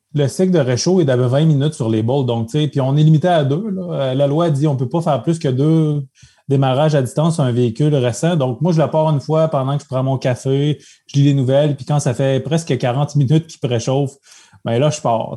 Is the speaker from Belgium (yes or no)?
no; Abitibi, Quebec, Canada; moved away as an adult; now in Quebec City, Canada; je suis natif d'Abitibi, donc j'habite la région de Québec depuis presque une vingtaine d'années